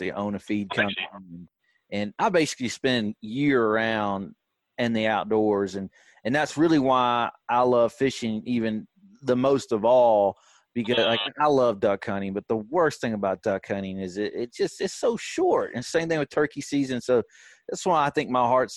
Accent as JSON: {"language": "English", "area": "the Shoals", "region": "Alabama", "country": "United States", "tie": "born or raised there"}